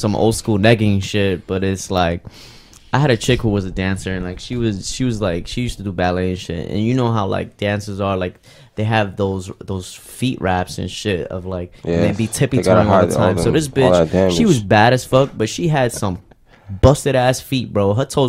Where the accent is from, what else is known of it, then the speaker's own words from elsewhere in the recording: Dominican Republic; I'm from Dominican Republic.